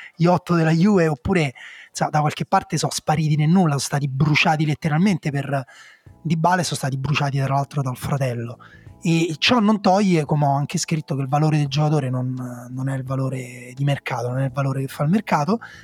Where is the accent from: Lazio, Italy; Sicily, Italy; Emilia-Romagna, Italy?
Lazio, Italy; Rome; Essendo nato e cresciuto a Roma